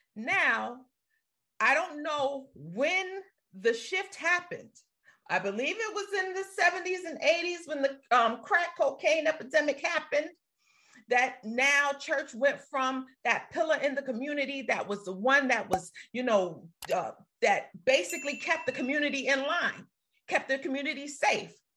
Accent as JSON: {"language": "English", "town": "New York City", "region": "New York", "country": "United States", "tie": "born or raised there", "said": "growing up in Brooklyn"}